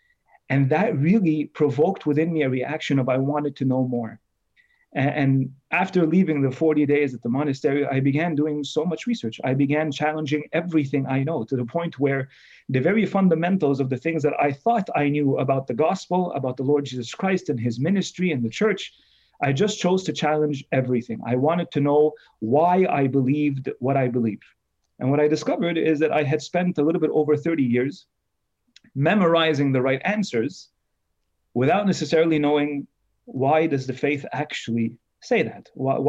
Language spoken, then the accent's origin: English; Canada; the things that I wish I had known growing up in Canada, in North America, as a Coptic Orthodox youth